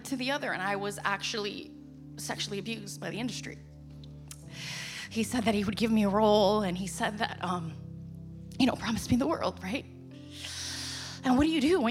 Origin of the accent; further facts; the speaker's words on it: New York, United States; I'm from New York, so I ended up in New York City.